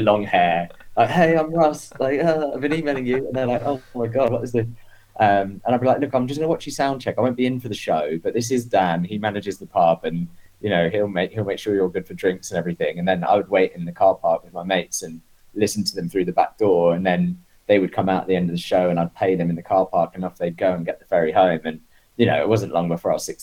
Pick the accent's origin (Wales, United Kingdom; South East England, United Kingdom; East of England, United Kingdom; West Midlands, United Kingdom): South East England, United Kingdom; Isle of Wight; moved away as an adult; also born or lived in London; now in New York, United States; I was on the Isle of Wight, and you know, I'd like started to go to shows, I guess, when I was like 13